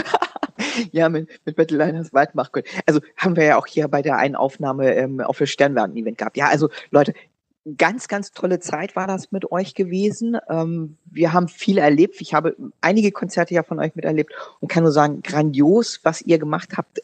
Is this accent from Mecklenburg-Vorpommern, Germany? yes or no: no; Hanover, Lower Saxony, Germany; wir sind ja als Hannoveraner